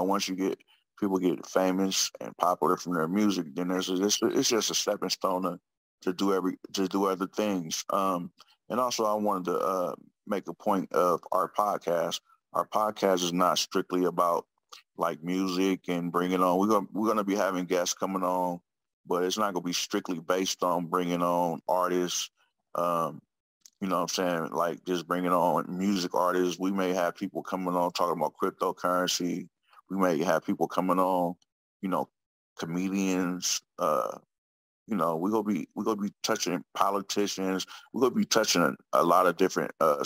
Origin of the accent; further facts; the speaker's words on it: Oakland, California, United States; I'm from Oakland. So, you know, Oakland's my passion, my city.